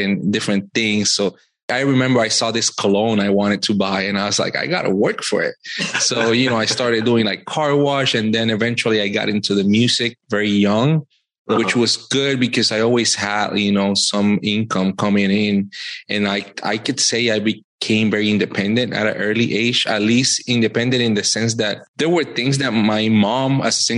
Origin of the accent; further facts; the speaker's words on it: Puerto Rico; moved away as an adult; also born or lived in Virginia / Washington, D.C.; now in Fayetteville, United States; I am originally born and raised in Puerto Rico. Life brought me to Virginia 9 years ago